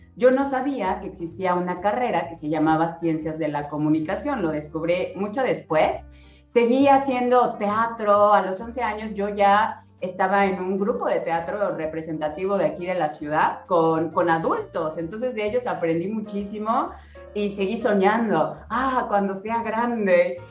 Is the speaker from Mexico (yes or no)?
yes; Cancún, Quintana Roo, Mexico; yo soy de Cancún